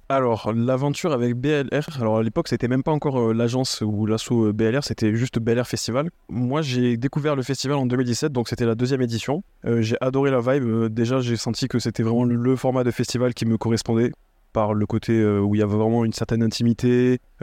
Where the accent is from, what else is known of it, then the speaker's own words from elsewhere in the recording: Toulouse, Occitania, France; je suis originaire de Toulouse